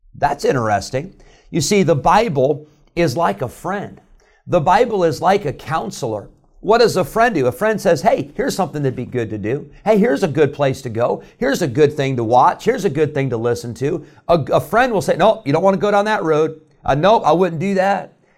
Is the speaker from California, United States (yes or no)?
no; Illinois, United States; moved away; I grew up in Illinois, and I grew up in a great church